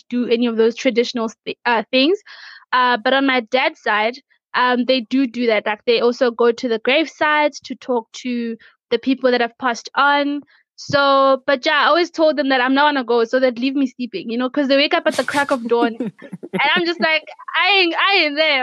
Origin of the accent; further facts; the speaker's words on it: Limpopo, South Africa; I'm from Africa.